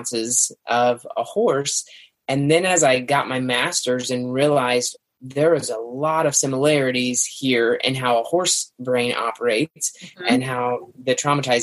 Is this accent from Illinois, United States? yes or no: yes; Central Illinois, United States; I'm from Central Illinois